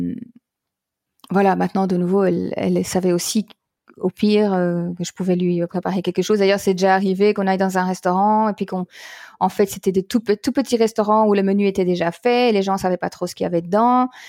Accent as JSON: {"language": "French", "country": "Belgium", "said": "en Belgique donc puisque je suis belge"}